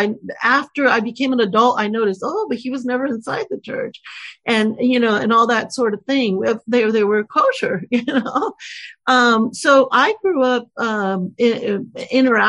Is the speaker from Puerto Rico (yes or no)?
yes; Puerto Rico; I grew up in Puerto Rico